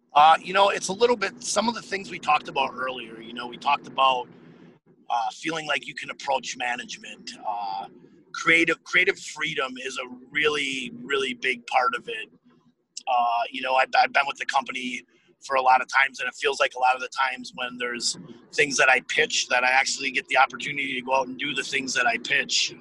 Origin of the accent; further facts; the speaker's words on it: Appleton, Wisconsin, United States; the town I grew up in in Appleton, Wisconsin